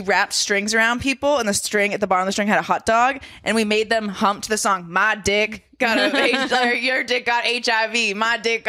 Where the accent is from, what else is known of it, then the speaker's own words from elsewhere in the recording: Hull, Massachusetts, United States; I'm from the South Shore of Massachusetts. I'm from Hull.